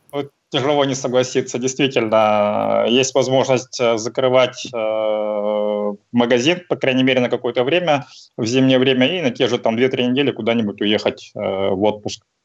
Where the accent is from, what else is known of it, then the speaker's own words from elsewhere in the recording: Sakhalin Oblast, Russia; moved away as an adult; now in Vladivostok, Russia; я родом с Сахалина, там родился, прожил какое-то время, а, потом, соответственно, переехал в Владивосток э, на учебу, ну, так здесь и остался